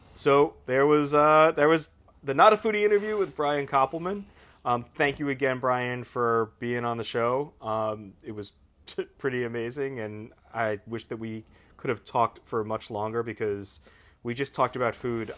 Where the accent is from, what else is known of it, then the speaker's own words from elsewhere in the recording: Long Island, New York, United States; I grew up on Long Island as well